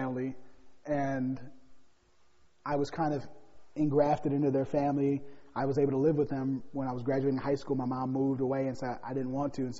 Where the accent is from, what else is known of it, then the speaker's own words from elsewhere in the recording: Gary, Indiana, United States; I was born in Gary, Indiana